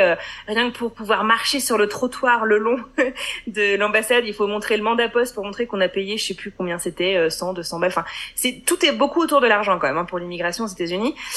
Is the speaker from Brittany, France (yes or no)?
yes; Brittany, France; moved away as an adult; also born or lived in Buffalo, United States; now in United States; je suis bretonne